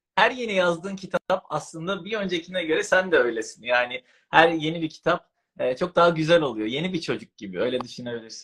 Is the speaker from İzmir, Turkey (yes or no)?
yes; İzmir, Turkey; moved away as an adult; now in Istanbul, Turkey; İzmirliyim abi ben